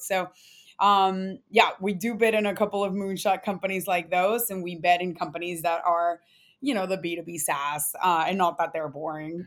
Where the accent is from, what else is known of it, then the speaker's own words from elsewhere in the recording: Mexico; moved away; also born or lived in San Antonio, Texas; I'm Latina, I was born in Mexico